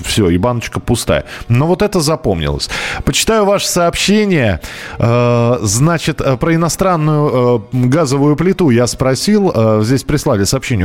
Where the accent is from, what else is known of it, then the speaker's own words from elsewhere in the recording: Moscow, Russia; я из Москвы